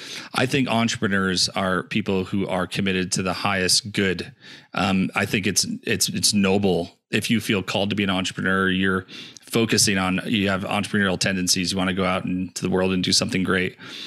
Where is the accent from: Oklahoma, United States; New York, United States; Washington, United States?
New York, United States; Rochester; I grew up in Rochester.